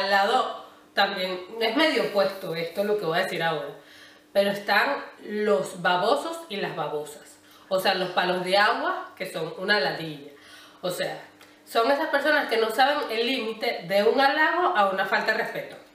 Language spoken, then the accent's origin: Spanish; Venezuela; puedo decirlo un poquito con base o oh, de donde yo vengo, normalmente, coño, yo entiendo que nosotros nos tardemos en arreglarnos porque somos así